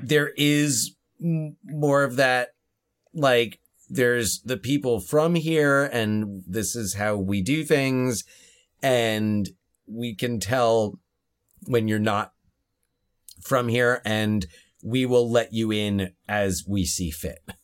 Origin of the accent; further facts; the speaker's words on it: New Jersey, United States; we are from New Jersey.